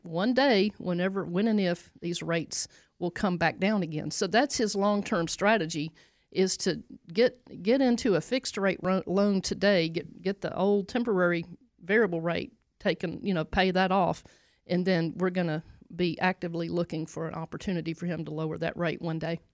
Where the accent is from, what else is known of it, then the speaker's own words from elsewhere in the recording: the South, United States; I'm from the South, so I'm gonna say y'all